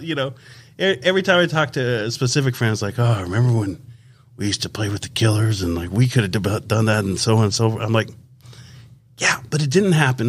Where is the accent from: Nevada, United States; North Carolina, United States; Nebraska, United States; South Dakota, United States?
Nevada, United States; Las Vegas; when we grew up in Las Vegas